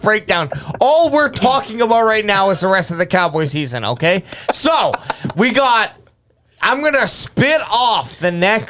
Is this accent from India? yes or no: no; Canada; I'm Canadian.